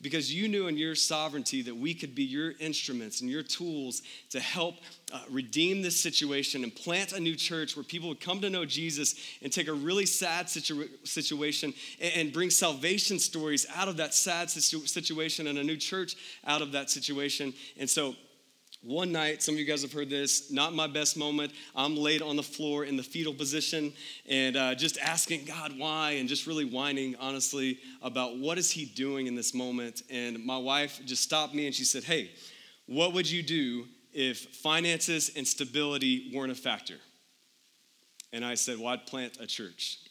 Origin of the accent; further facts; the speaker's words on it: Texas, United States; moved away as an adult; now in Phoenix, United States; We're from Texas originally our whole lives